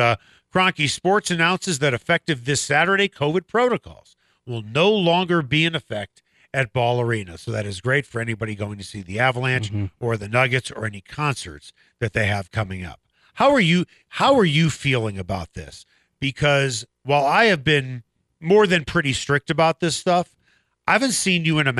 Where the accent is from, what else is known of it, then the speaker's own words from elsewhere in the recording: Chicago, Illinois, United States; now in Denver, United States; I'm from Chicago.